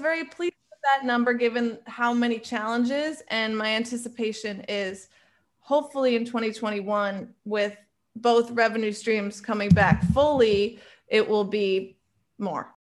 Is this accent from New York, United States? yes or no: yes; New York, United States; I am a New Yorker at heart